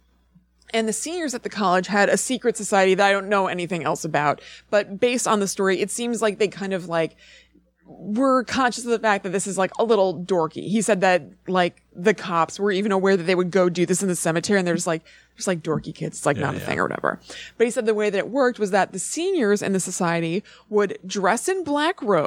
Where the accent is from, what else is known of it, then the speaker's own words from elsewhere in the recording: Highland Park, New Jersey, United States; I'm from Highland Park, NJ.